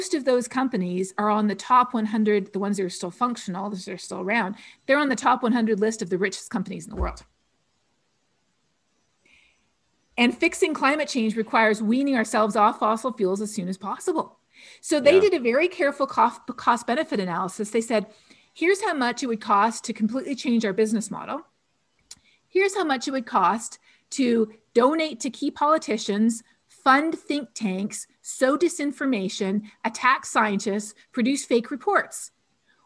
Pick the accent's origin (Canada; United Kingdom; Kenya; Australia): Canada; I'm Canadian